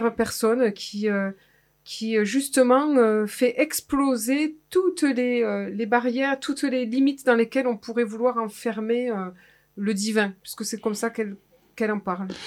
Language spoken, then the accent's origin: French; Clairac, Nouvelle-Aquitaine, France; je suis de Clérac et Clérac, c'est le fief euh, des, des, guerres de religion